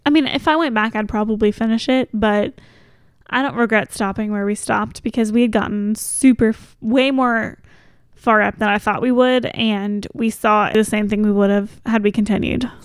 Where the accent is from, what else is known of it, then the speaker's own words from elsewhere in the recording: Kentucky, United States; we're from Kentucky